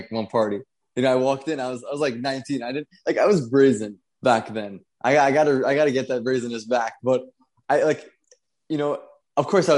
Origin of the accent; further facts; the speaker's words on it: New York City, New York, United States; I was born and raised in Brooklyn, New York.